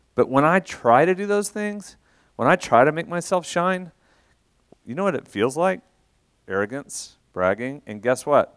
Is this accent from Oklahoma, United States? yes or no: yes; Shawnee, Oklahoma, United States; moved away as an adult; also born or lived in Russia / Atlanta / London; now in Oklahoma City, United States; I'm from Shawnee originally. Um, I grew up, uh, in Shawnee, went to O B U